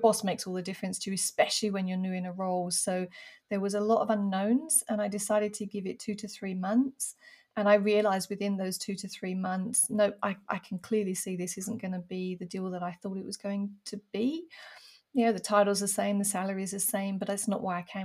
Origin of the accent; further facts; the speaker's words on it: United Kingdom; now in France; being a Brit abroad